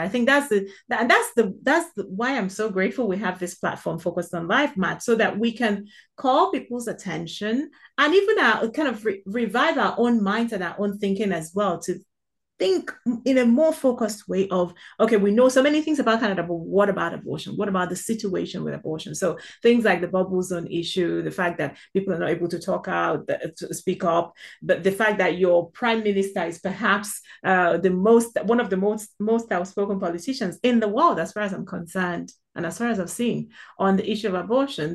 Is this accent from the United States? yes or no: no; South East Nigeria, Nigeria; moved away; being born and raised, uh, in, in Africa, or in an African country, in Nigeria more specifically